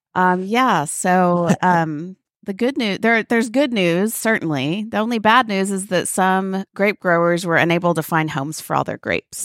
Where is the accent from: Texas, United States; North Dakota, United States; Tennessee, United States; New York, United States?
Texas, United States; Waco; my hometown festival, which is Rootstock in Waco.